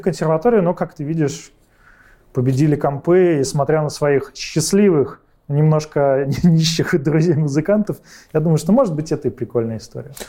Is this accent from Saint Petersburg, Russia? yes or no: yes; Saint Petersburg, Russia; Родился, учился в Питере